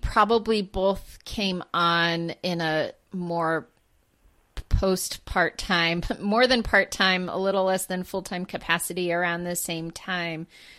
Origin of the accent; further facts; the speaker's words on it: Maine, United States; I'm from Maine, and some people say Mainers, and some people say maniacs